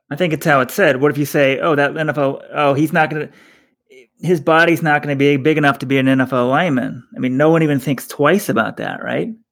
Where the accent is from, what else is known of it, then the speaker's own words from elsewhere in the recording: Texas, United States; we're from Texas.